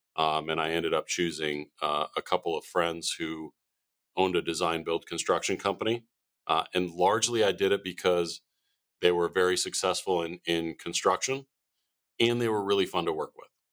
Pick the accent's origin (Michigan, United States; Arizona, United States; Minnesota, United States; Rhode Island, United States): Arizona, United States; moved away as an adult; born and raised in Arizona